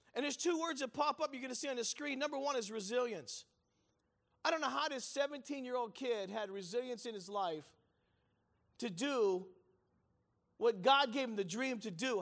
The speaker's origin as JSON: {"language": "English", "town": "Pittsburgh", "region": "Pennsylvania", "country": "United States", "tie": "born or raised there", "said": "I was raised in the Italian church in Pittsburgh, Pennsylvania."}